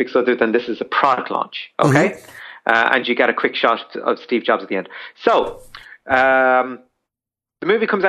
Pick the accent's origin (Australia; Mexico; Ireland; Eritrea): Ireland; as Irish people